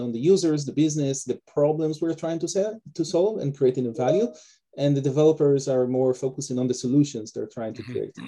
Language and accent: English; Israel; moved away as an adult; also born or lived in Detroit, United States; now in Canada; originally I'm from Israel. That's also where my name and my accent come from. And I was born and raised over there